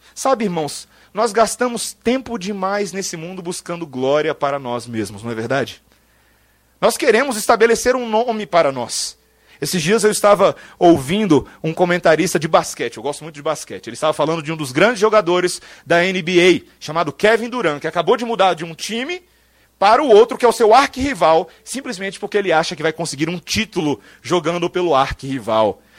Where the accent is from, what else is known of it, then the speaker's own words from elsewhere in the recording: Brazil; eu e você ainda nascemos no Brasil